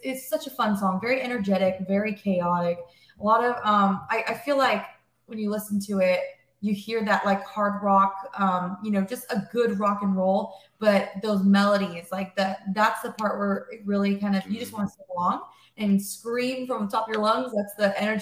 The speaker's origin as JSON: {"language": "English", "town": "Corona", "region": "California", "country": "United States", "said": "we're based out of Corona, California, which is like an hour east of Los Angeles. And yeah, that's where we're from"}